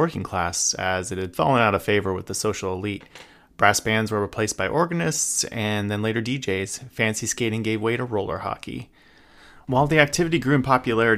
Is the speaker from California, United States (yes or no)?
yes; San Gabriel Valley, Southern California, United States; I grew up in Southern California's San Gabriel Valley